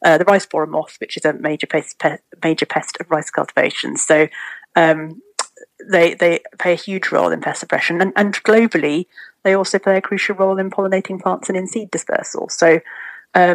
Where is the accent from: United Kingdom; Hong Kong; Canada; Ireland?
United Kingdom; Mid Wales; I grew up in Mid Wales